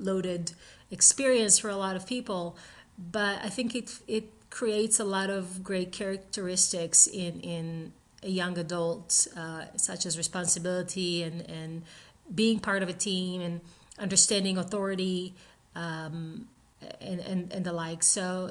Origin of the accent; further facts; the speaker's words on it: Israel; I grew up in Israel